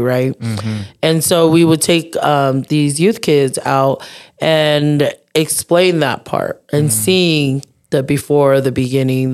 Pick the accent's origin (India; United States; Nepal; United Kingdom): United States; I was born here in the States